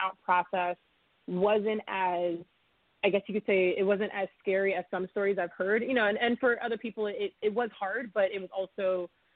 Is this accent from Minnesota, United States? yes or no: no; Middletown, New York, United States; also born or lived in Mount Vernon, New York / Harrison, New York; now in New York City, United States; I grew up in Middletown, New York